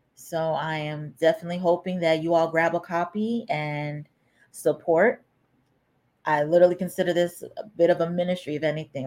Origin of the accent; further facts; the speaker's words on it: United States; I was born and raised here in America